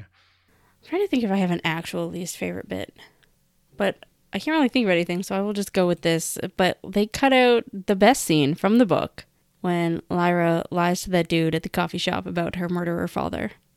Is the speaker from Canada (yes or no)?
yes; Canada; I'm Canadian